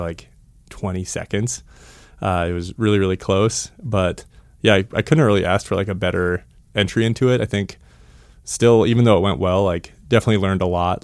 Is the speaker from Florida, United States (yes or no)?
no; Missoula, Montana, United States; also born or lived in Boulder, Colorado; I grew up, uh, right here in Missoula, Montana.